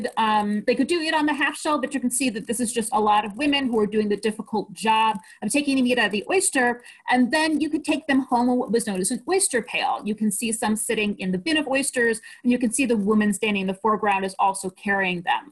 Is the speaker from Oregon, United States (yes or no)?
no; Ohio, United States; I'm from Ohio and I live in Ohio currently